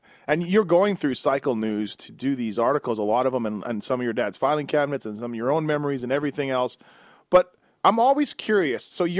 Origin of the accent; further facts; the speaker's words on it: Canada; I'm a Canadian